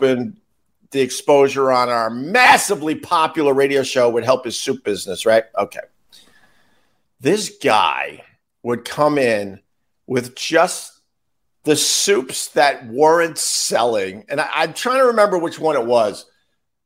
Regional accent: Long Island, New York, United States; now in New York City, United States; I'm from Long Island

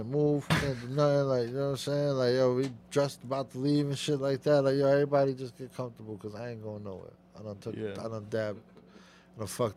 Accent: New York, United States; I'm from New York

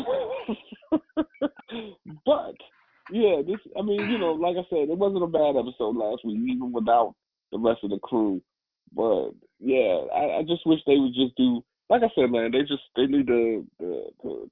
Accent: New York, United States; I'm from New York

